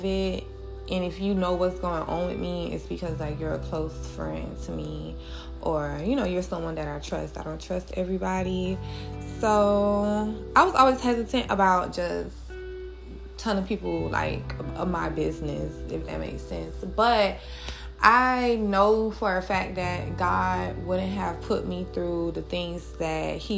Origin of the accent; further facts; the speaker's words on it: Miami, Florida, United States; I am from Dade County, 305, Miami, Florida